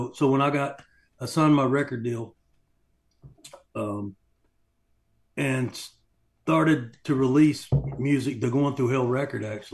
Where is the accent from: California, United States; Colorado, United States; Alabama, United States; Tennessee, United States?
Tennessee, United States; Knoxville; also born or lived in Greeneville, Tennessee; So I was born in Knoxville, then I went to the orphanage children's home, and then I was ultimately adopted.